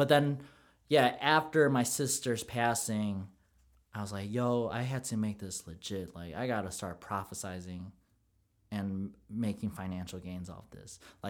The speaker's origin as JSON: {"language": "English", "country": "Philippines", "said": "You know what, to go back on the favorite part of the Filipino culture, it's how we can blend in anywhere. Bro, we can go in any nationality and blend in, and we're cool with everyone."}